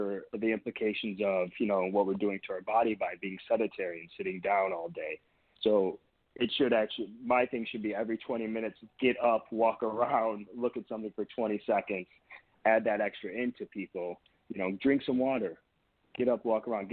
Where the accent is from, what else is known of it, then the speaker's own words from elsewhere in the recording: near Detroit, Michigan, United States; also born or lived in Boston, Massachusetts; now in California, United States; I grew up in Michigan